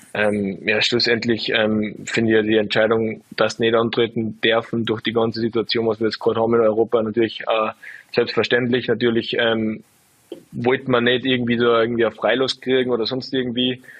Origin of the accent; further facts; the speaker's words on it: Salzburg, Austria; ich bin ja einfach von Salzburg